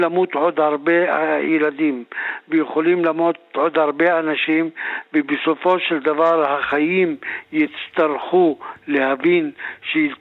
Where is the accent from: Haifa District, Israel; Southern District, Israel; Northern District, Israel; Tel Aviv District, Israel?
Northern District, Israel; Druze community; הסיפור שלנו כחברה דרוזית, אנחנו אנשים שלא נעקרנו מאדמותינו, חיים בתוך בתינו, בתוך כפרינו